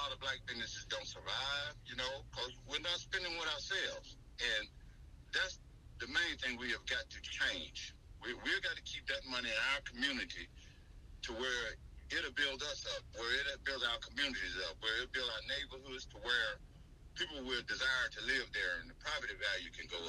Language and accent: English; Mississippi, United States; also born or lived in Miami, Florida; I was raised in the South. I was born in Miami, but we moved to Mississippi when I was 7